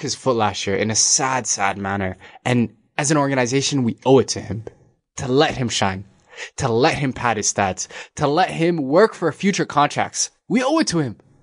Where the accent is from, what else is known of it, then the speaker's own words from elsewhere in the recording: Canada; we're Canadian